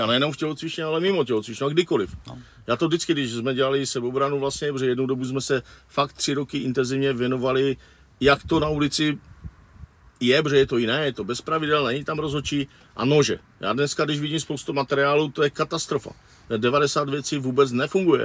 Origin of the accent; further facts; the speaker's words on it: Wallachia, Zlín Region, Czechia; odkud pocházím já z Valašského regionu